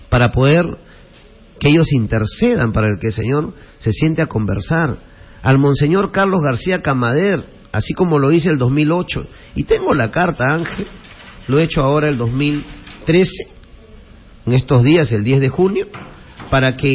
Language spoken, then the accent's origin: Spanish; Pachacámac, Lima, Peru; Yo soy el fruto del amor de un lurinense con una pachacamina.